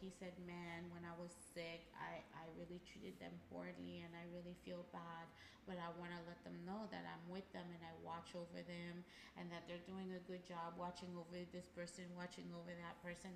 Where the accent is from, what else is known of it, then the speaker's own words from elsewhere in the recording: Haiti; moved away; I was born and raised there